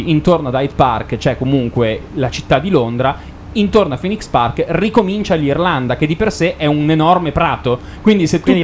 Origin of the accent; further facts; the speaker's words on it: Milan, Lombardy, Italy; siamo di Milano